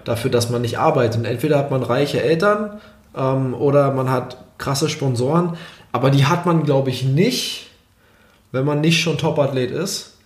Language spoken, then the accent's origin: German; Germany; als Deutscher